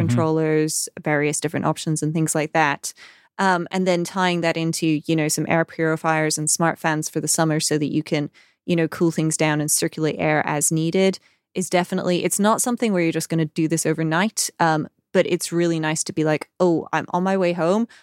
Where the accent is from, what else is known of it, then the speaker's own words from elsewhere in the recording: United Kingdom; we're British